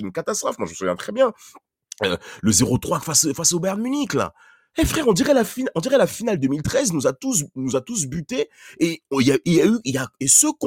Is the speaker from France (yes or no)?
no; Italy; Bon, on est italien, donc vous allez me pardonner.